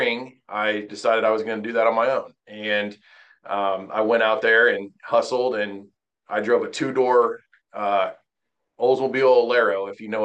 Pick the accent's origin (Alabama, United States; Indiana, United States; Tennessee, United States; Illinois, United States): Indiana, United States; Terre Haute; moved away as an adult; also born or lived in Wabash, Indiana; now in Mooresville, United States; grew up in Terre Haute, Indiana, which is on the western edge of the state